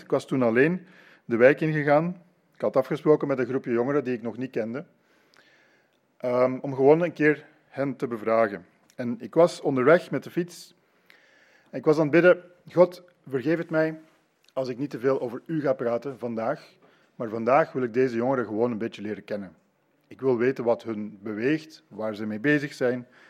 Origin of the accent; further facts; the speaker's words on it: Leuven, Flanders, Belgium; moved away as an adult; now in Ypres, Belgium; Ik ben in Leuven grootgebracht en het is negen jaar geleden dat wij naar Ypres verhuisd zijn.